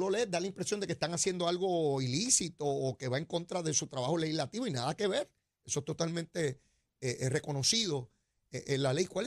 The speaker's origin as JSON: {"language": "Spanish", "town": "Cabo Rojo", "country": "Puerto Rico", "said": "yo soy de Cabo Rojo, yo soy de Cabo Rojo."}